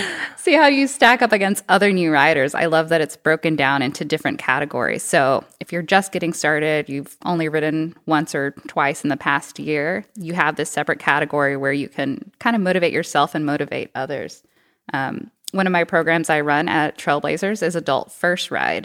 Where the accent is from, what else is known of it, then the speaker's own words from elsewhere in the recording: Texas, United States; also born or lived in Boston, Massachusetts / Madison, Wisconsin; now in Bentonville, United States; I'm originally from Texas